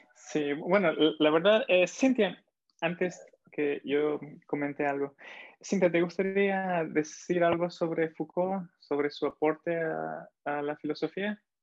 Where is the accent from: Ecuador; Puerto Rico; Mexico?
Ecuador; soy de Ecuador